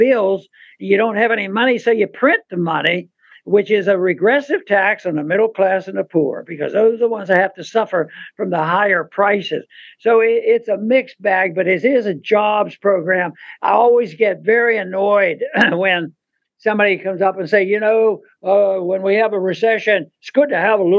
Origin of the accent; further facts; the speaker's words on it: United States; I'm an American